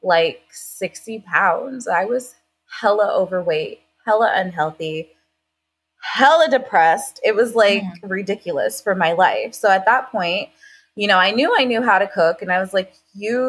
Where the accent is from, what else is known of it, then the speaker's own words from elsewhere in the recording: Long Island, New York, United States; moved away as an adult; now in Florida, United States; I am originally from Long Island, New York